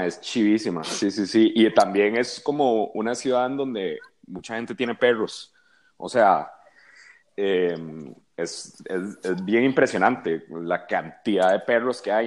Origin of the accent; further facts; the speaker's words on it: Costa Rica; moved away as an adult; now in Mexico; yo soy de Costa Rica.